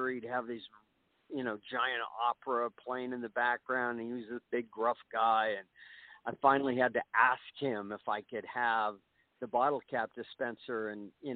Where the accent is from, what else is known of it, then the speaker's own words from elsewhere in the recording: Burbank, California, United States; moved away as an adult; now in Utah, United States; My brother and I, growing up in Burbank, California in the early 50s